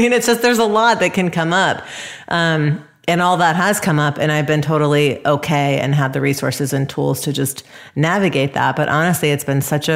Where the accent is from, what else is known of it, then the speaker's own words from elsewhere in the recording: Atlanta, Georgia, United States; moved away; also born or lived in Los Angeles / San Francisco; growing up in Atlanta